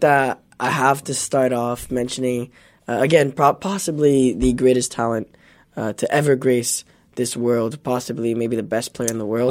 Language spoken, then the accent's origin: English; Canada; I'm Canadian